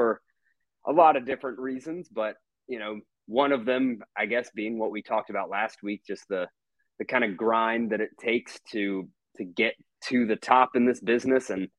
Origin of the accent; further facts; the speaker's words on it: Atlanta, Georgia, United States; moved away as an adult; also born or lived in Mississippi; coming back home to my hometown here in Atlanta